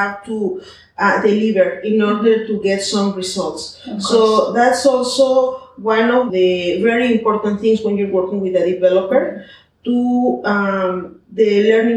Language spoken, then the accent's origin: English; Mexico City, Mexico; moved away as an adult; now in Puerto Vallarta, Mexico; I'm from Mexico City. I have 19 years living in Puerto Vallarta